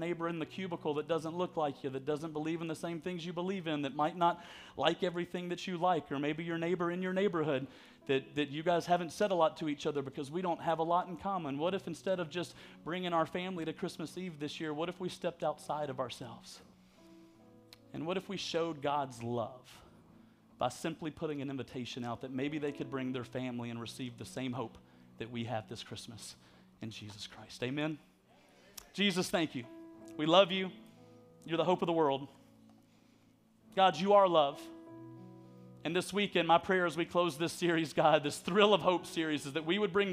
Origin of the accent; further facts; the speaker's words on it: Alabama, United States; I'm from Alabama